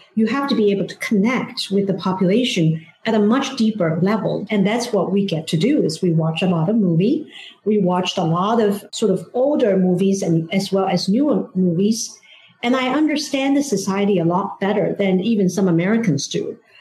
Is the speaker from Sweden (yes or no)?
no; China; English is a second language; moved away as an adult; now in Washington D.C., United States; growing up in China